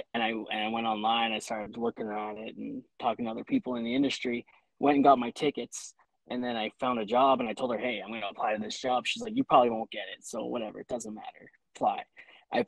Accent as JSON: {"language": "English", "region": "Ontario", "country": "Canada", "also_born_or_lived": "Saskatchewan", "moved": "as an adult", "said": "I was, 20 years old. I moved out to Saskatchewan from Ontario."}